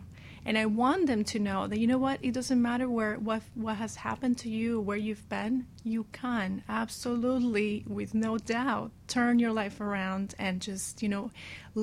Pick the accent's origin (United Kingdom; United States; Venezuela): Venezuela; moved away; I grew up in Venezuela